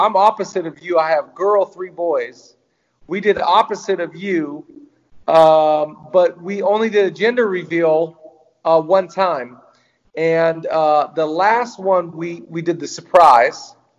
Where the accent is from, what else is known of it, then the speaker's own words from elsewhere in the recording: Seattle, Washington, United States; moved away as an adult; now in Los Angeles, United States; so when I was 18 years old, I moved to Los Angeles from Seattle.